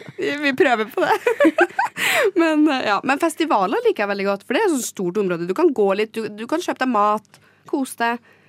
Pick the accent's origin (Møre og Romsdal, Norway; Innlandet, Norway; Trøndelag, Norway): Trøndelag, Norway; Trondheim; moved away as an adult; now in Oslo, Norway; Jeg kom da til Trondheim, der jeg er fra